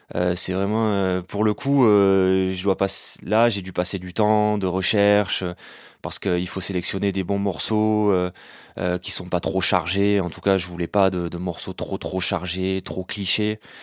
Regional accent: Béziers, Occitania, France; je suis né à Béziers en 1991

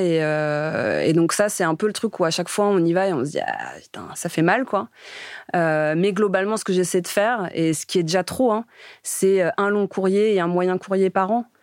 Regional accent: Romainville, Île-de-France, France; moved away as an adult; also born or lived in Noisy-le-Sec / Paris / Nantes; j'ai grandi dans le quatre-vingt-treize à Romainville, né à Noisy-le-Sec, euh, juste à côté

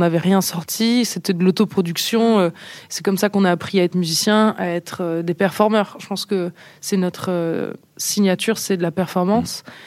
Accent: Nice, Provence-Alpes-Côte d'Azur, France; On est niçois

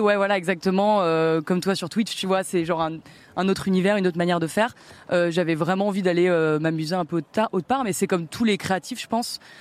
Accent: Pays de la Loire, France; now in Paris, France; je suis né en Loire-Atlantique

